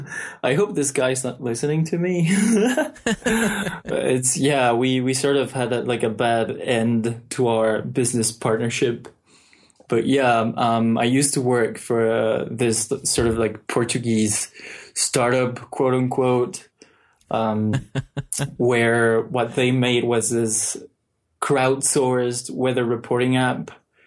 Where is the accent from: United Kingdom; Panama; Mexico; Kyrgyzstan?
Mexico; English is a second language; growing up in Mexico versus growing up in America is very mm-hmm. different.